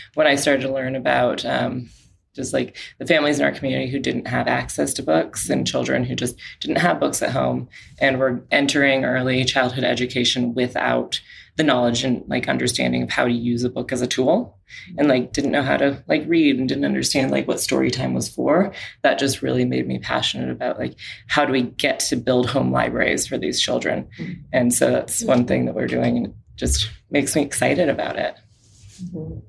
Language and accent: English; Portland, Oregon, United States; from Portland, Oregon